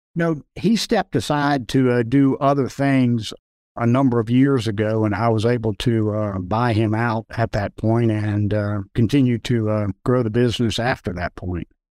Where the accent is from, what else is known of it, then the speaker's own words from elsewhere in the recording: Charlotte, North Carolina, United States; I've spent most of my life growing up in Charlotte, North Carolina